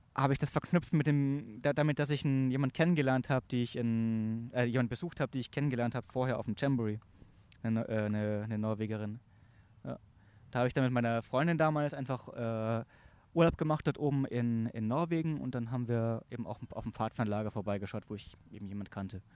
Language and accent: German; Augsburg, Bavaria, Germany; moved away as an adult; now in Munich, Germany; ich komme ursprünglich aus Augsburg, aus dem Stamm Lechhausen, Stamm Livingston in Lechhausen